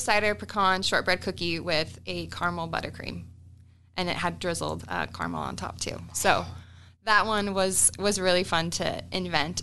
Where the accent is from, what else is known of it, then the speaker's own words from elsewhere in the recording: Utah, United States; moved away as an adult; now in Omaha, United States; so me and my family, we're from Utah.